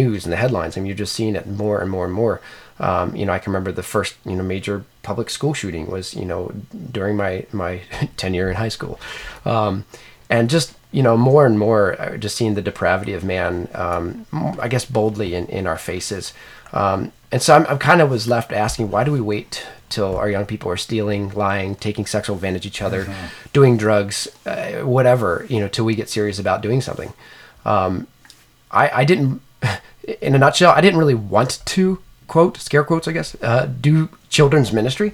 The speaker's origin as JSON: {"language": "English", "region": "Maryland", "country": "United States", "said": "here in Maryland, which actually is my home state"}